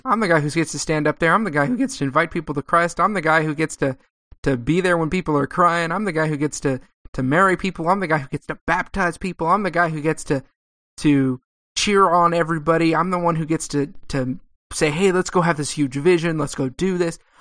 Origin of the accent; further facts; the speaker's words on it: Southern California, United States; also born or lived in Texas; I grew up in Southern California